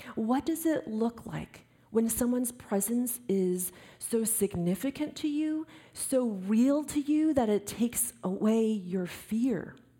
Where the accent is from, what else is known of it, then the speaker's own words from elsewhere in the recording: East Coast, United States; moved away; Growing up on the East Coast, we'd always count down to the ball drop in Times Square